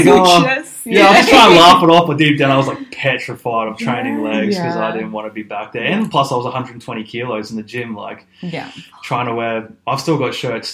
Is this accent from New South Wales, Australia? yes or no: no; Far North Queensland, Australia; moved away as an adult; now in Adelaide, Australia; I'm not from Adelaide. I'm from Far North Queensland.